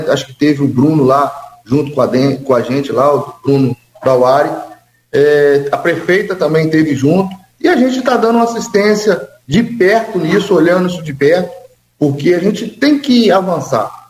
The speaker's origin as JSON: {"language": "Portuguese", "town": "São Francisco de Itabapoana", "region": "Rio de Janeiro", "country": "Brazil", "tie": "born or raised there", "said": "Eu fui criado ali em São Francisco Tabapuana, Santa Clara, Sossego, então é o mesmo ambiente."}